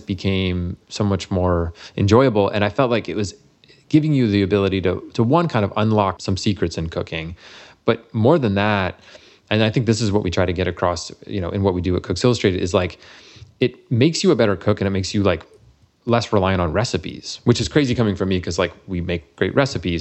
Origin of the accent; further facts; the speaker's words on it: Massachusetts, United States; moved away; I'm from Massachusetts originally